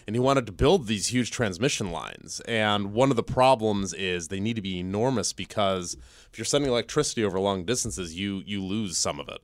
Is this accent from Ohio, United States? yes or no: yes; Ohio, United States; now in Virginia, United States; I'm from Ohio